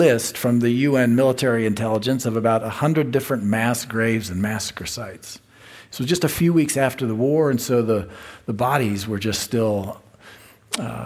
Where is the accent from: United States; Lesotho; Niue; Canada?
United States; as an American Christian